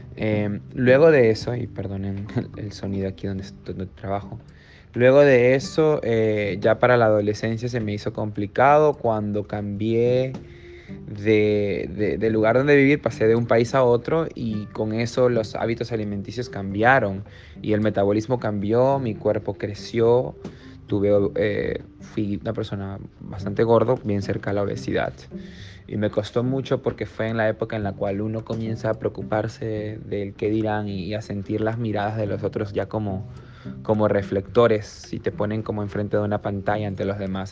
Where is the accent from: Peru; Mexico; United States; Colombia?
Peru; soy peruano